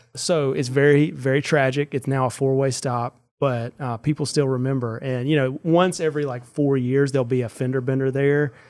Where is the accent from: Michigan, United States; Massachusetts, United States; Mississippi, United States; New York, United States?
Mississippi, United States; Sandersville; I grew up in Sandersville, which is a town of seven hundred people